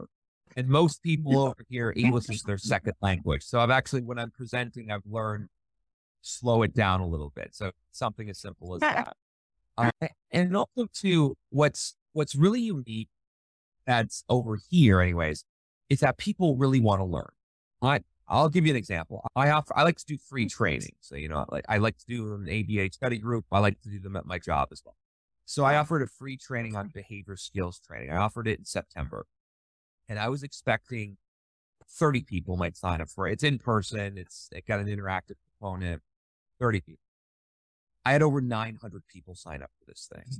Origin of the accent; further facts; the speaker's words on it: Northern New York, United States; moved away as an adult; also born or lived in Western Massachusetts; now in Dubai, United Arab Emirates; I grew up in Northern New York.